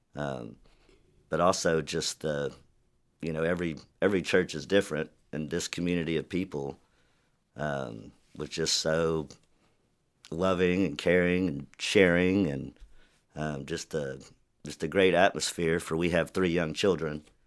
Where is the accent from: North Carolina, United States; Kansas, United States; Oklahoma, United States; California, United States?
Oklahoma, United States; Chickasha; now in Norman, United States; I grew up in Chickasha, Oklahoma